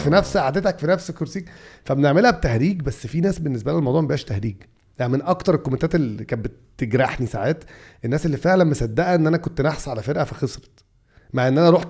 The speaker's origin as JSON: {"language": "Arabic", "country": "Egypt", "said": "اصل احنا عندنا في مصر نفس الكلام ده التفاؤل والتشاؤم ده في الكوره"}